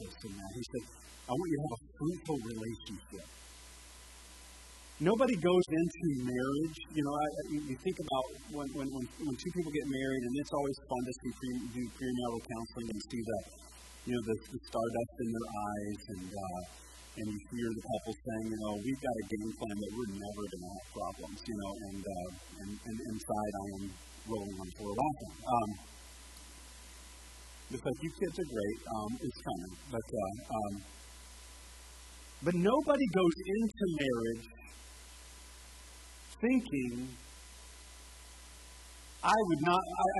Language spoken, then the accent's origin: English; United States; I'm American.